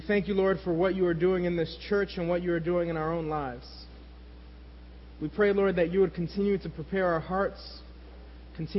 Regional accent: New York City, New York, United States; When my brother and I were young, growing up in New York City, we didn't have a whole lot

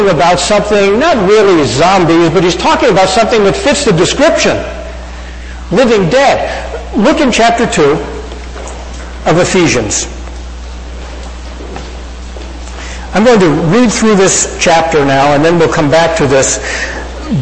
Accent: Hicksville, New York, United States; my hometown of Hicksville, New York

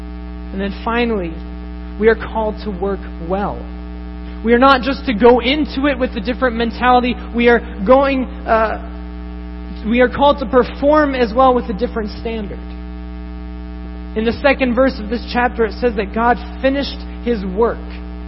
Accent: Tokyo, Japan; Growing up in Japan, in Tokyo, I saw this constantly with businessmen who were constantly pursuing fulfillment

